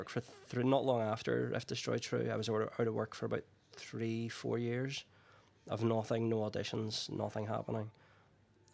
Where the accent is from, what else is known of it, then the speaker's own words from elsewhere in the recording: Northern Ireland, United Kingdom; growing up in Northern Ireland in the 70s and 80s